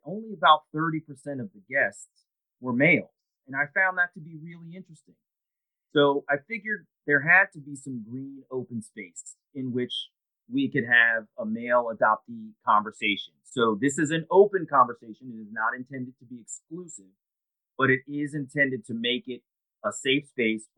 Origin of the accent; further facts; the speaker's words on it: Columbia, Maryland, United States; also born or lived in Baltimore, Maryland; I'm born in Baltimore, Maryland, and I had a very, very sort of well-adjusted childhood growing up in Columbia.